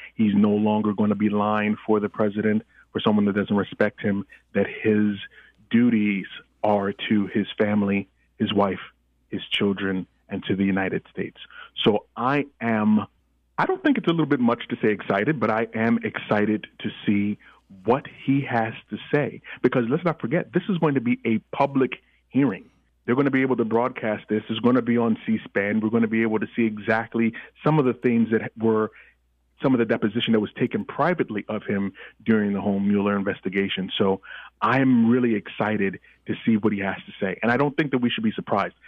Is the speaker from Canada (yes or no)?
no; Nigeria; moved away; I am Nigerian by birth and by descendantry